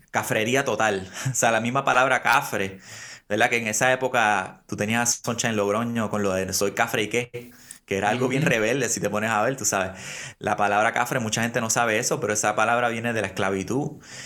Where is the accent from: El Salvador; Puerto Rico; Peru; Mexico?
Puerto Rico; nos criamos cristianos en Puerto Rico